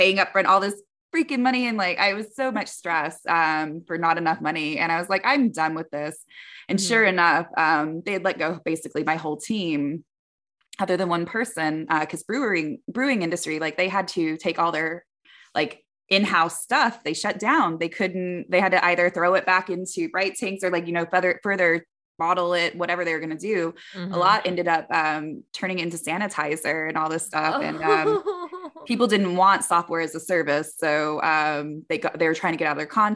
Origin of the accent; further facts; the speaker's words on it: Canyon Lake, Texas, United States; also born or lived in Bay Area, California; now in Portland, United States; I was born in Atascosa, so county. I lived right outside Bexar County in Canyon Lake, so San Antonio area, a little bit south. When I tell people that I grew up in a green, rolling hills, beautiful lakes and rivers